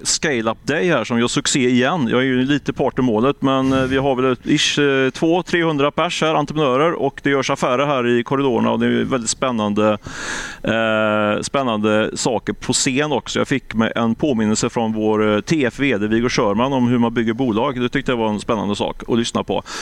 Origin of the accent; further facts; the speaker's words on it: Ljungskile, Västra Götaland, Sweden; moved away; Jag är ju från från Ljungskile, men det är sju mil norr om Göteborg, så det är mina trakter.